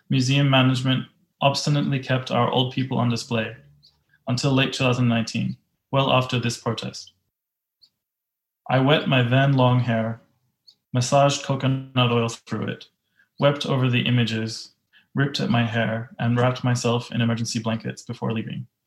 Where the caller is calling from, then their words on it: Alice Springs, Northern Territory, Australia; I'm tuning in from Mparntwe, Alice Springs, in the lands of the Aranda Nation.